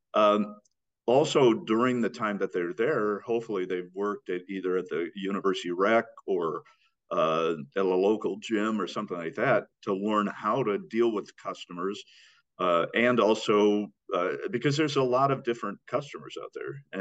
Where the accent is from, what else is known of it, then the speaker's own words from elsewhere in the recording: Iowa, United States; I grew up in Iowa.